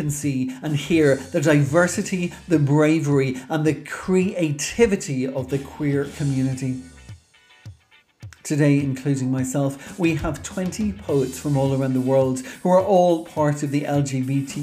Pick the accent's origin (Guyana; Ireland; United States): Ireland; Dublin, Leinster; I grew up in Dublin here in Ireland